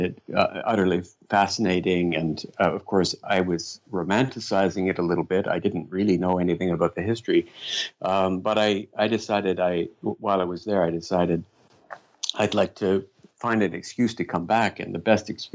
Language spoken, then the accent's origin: English; Canada; also born or lived in London; being Canadian